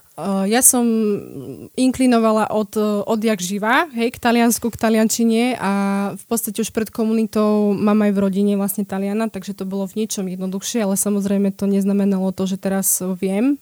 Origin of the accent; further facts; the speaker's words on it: Slovakia; moved away as an adult; also born or lived in Italy; my ako Slováci sme veľmi takí